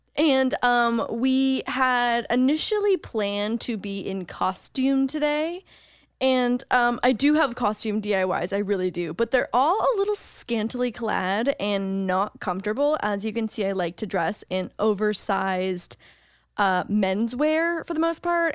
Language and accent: English; Canada; now in United States; as a Canadian